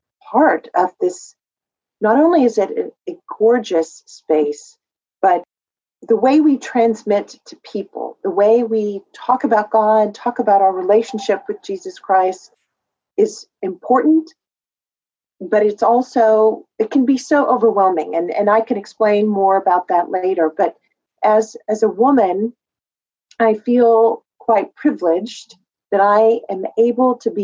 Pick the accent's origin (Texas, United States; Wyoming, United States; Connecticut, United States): Texas, United States; West; growing up in West Texas